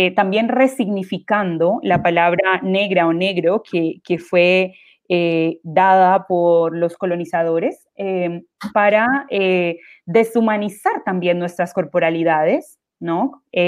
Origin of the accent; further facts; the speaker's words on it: Quibdó, Chocó, Colombia; moved away as an adult; now in Chile; la ciudad que soy yo, en, en, Colombia, que es Quibdó, que es el Pacífico colombiano